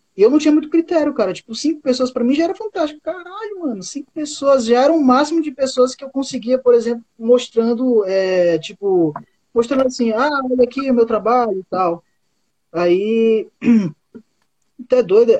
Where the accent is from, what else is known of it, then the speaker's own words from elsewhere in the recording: Boca do Acre, Amazonas, Brazil; now in Acre, Brazil; eu moro no Acre, só que eu não sou acriano, eu sou amazonense. Eu nasci no município do Amazonas que curiosamente se chama Boca do Acre